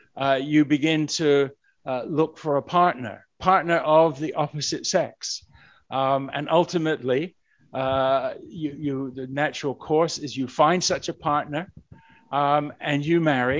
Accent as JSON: {"language": "English", "region": "England", "country": "United Kingdom", "moved": "yes", "said": "I'm originally from England"}